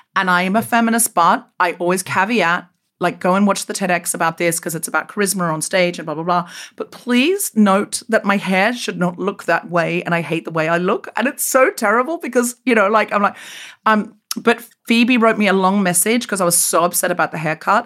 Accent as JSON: {"language": "English", "region": "Queensland", "country": "Australia", "tie": "born or raised there", "also_born_or_lived": "Sydney, Australia", "moved": "as an adult", "said": "When I left Australia, um, uh, where I grew up in Queensland"}